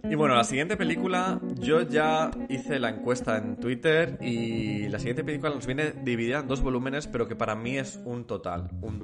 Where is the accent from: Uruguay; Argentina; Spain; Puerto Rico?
Spain; Zamora, Castile and León; moved away as an adult; also born or lived in Salamanca; Salí de Zamora